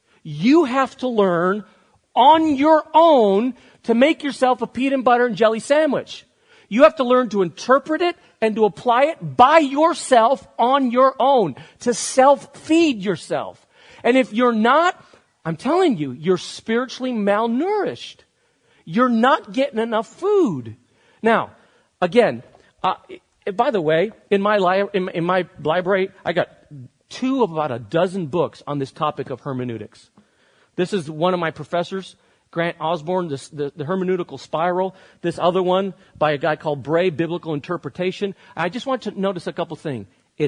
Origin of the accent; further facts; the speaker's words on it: Barcelona, Catalonia, Spain; moved away as an adult; Many of you know that I grew up in Spain. I lived there till I was 18 years old in Barcelona. The minute you know that about me, you actually begin to understand me more. I am culturally more Spanish and European than I am American.